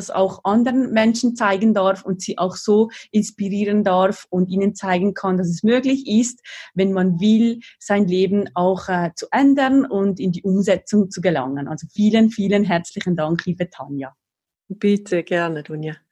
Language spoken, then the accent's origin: German; Valais, Switzerland; im selben Kanton, im Wallis, wo ich aufgewachsen bin im Süden der Schweiz.